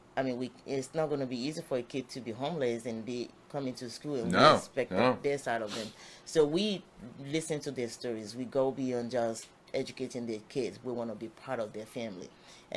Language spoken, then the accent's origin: English; Nigeria; now in Tampa, United States; I grew up in Nigeria